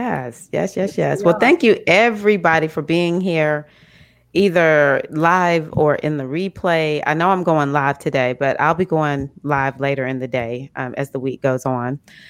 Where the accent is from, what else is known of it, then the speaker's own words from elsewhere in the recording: Mississippi, United States; I'm the one from Mississippi.